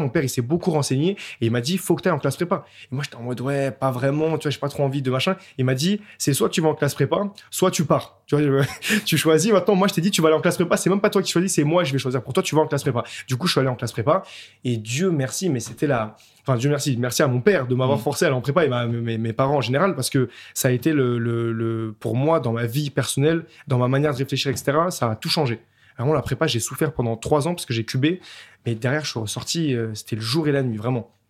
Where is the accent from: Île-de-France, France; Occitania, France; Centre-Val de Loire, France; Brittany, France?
Île-de-France, France; Montreuil; j'ai grandi euh, à Montreuil, euh, en banlieue parisienne